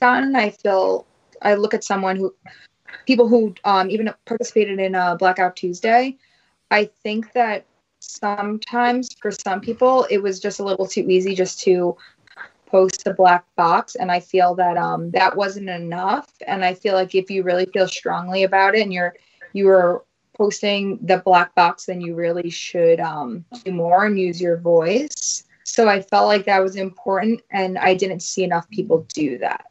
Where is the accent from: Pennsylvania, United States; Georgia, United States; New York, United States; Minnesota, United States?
New York, United States; Farmingdale; growing up in Farmingdale, as it is very known, it is predominantly white